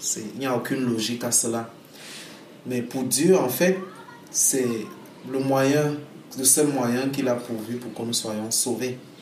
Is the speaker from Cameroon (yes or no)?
yes; Cameroon; Je suis camerounais